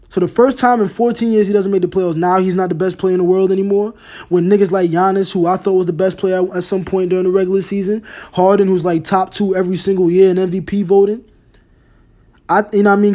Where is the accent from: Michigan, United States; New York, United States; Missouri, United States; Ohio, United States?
New York, United States; I'm from the East Coast. I'm from New York